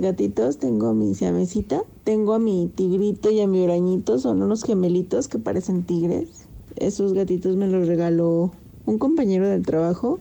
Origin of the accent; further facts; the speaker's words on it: Zacatecas, Mexico; soy de Zacatecas